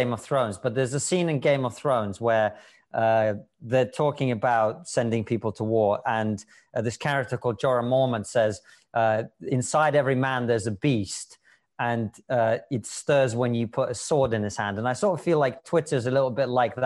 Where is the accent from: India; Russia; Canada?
Russia; moved away; we spoke Russian most of it because I'm from Russia